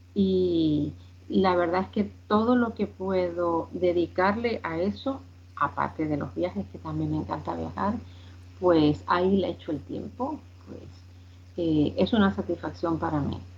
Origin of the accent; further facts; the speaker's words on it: Spain; also born or lived in Cuba; Vine muy chiquita aquí a España, eh, me crié aquí